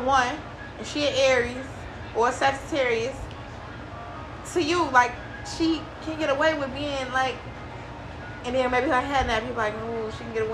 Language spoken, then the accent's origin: English; Chicago, Illinois, United States; also born or lived in Riverdale, Georgia / South Side, Chicago; I lived on Division in Lawndale until I was in seventh grade